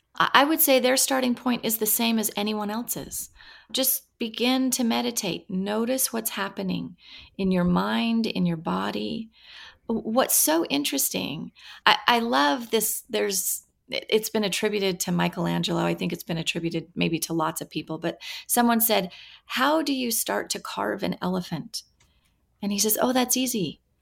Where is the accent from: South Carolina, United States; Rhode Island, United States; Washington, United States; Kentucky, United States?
Washington, United States; I grew up in Washington State, kind of in, on a farm, really, and, uh, in the middle of orchards